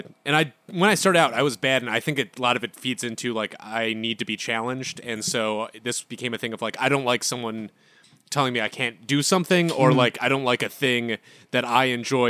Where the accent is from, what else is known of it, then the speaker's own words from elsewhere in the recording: Chicago, Illinois, United States; I was raised Jewish, in Chicago